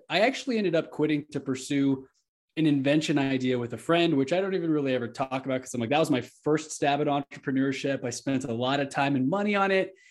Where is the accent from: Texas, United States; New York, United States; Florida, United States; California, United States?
Texas, United States; Houston; now in Denver, United States; I'm from Houston